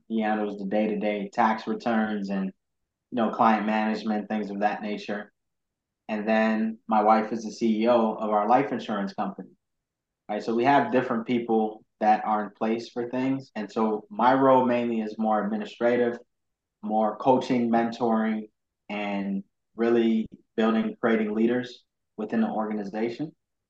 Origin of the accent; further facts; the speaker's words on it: Ghana; Yeah, so basically, I was born and raised in Ghana, which is very entrepreneurial. A lot of entrepreneurs in Ghana.